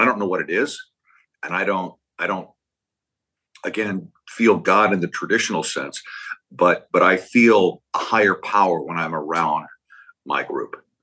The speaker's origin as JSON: {"language": "English", "town": "Berkeley", "region": "California", "country": "United States", "tie": "born or raised there", "said": "I grew up in Berkeley."}